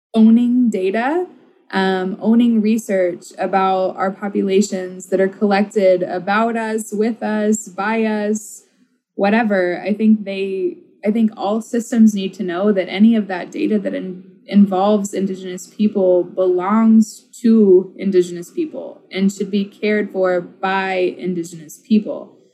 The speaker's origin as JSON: {"language": "English", "region": "Oklahoma", "country": "United States", "tie": "born or raised there", "moved": "yes", "lives_now": "Minnesota, United States", "said": "I grew up in Oklahoma"}